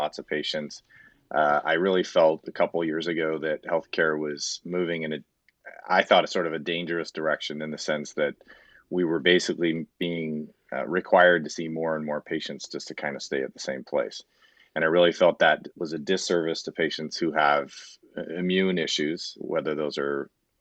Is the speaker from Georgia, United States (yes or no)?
no; Southern California, United States; also born or lived in San Diego, California / Los Angeles, California / Ann Arbor, Michigan; now in Roseville, United States; I grew up in Southern California